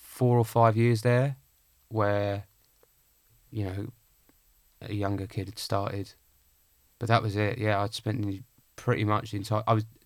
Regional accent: Clacton, East of England, United Kingdom; In Essex, yeah.

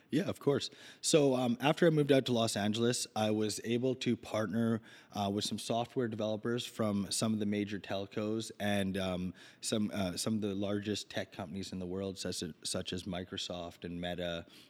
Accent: Vancouver, British Columbia, Canada; I grew up in Vancouver

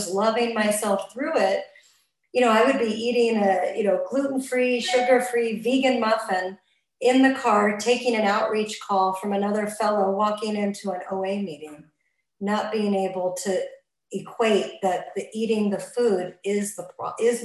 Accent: Los Angeles, California, United States; moved away; also born or lived in Santa Monica; originally I'm from Los Angeles, and that's where I got abstinent, in Santa Monica area

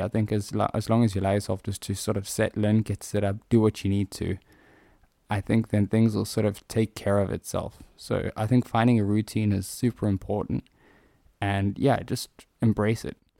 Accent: South Africa; I'm South African

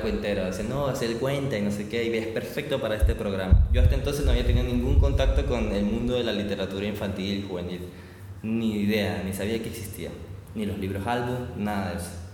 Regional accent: Barranquilla, Atlántico, Colombia; moved away as an adult; now in Buenos Aires, Argentina; soy de Barranquilla, pero actualmente vivo en Buenos Aires ahí con mi familia

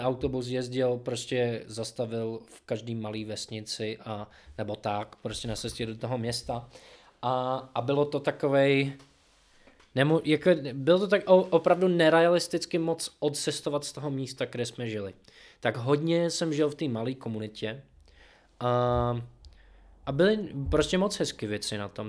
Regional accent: Seattle, New Jersey, United States; Czech is a second language; moved away as an adult; also born or lived in Boston, Massachusetts, United States; now in Czech Republic; já jsem se narodil v New Jersey mm-hmm. a pak jsme přestěhovali do Seattleu, když mi bylo 11.

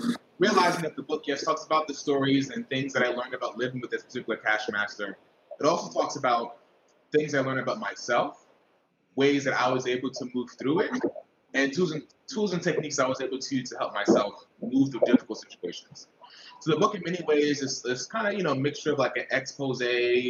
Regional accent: New York City, New York, United States; born and raised in Brooklyn, New York

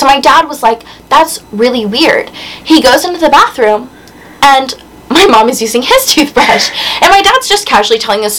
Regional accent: Virginia, United States; moved away as an adult; now in Tuscaloosa, United States; I'm from Virginia.

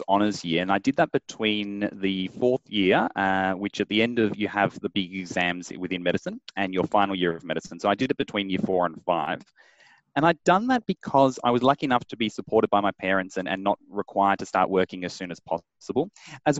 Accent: Melbourne, Victoria, Australia; I was born and raised in Melbourne.

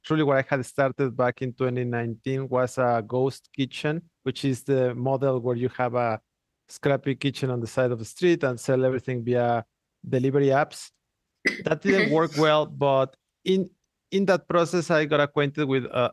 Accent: Mexico; moved away; I am originally from Mexico. I grew up in a very small town

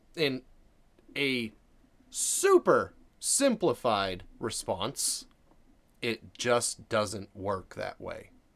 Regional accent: Maine, United States; I'm from Maine

